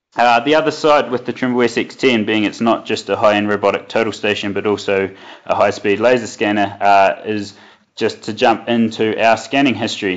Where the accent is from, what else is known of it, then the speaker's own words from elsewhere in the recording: New Zealand; moved away as an adult; now in Westminster, Colorado, United States; I was uh, born and bred in New Zealand